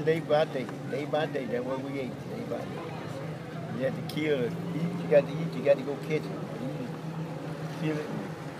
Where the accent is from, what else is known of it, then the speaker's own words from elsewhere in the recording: Louisiana, United States; also born or lived in Houston, Texas; now in Bryan, United States; I'm originally from Louisiana, though. That's where I'm originally from.